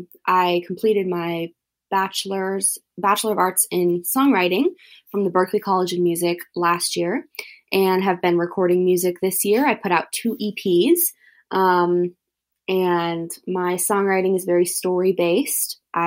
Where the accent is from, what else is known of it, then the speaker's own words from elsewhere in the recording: Wenatchee, Washington, United States; I'm 25 years old, and I'm a musician from Wenatchee, Washington, which is right in the middle of Washington State. We've got a lot of great fruit, a lot of great wine here.